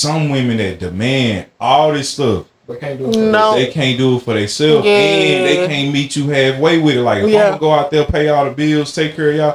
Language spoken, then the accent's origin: English; Alabama, United States; I'm from Alabama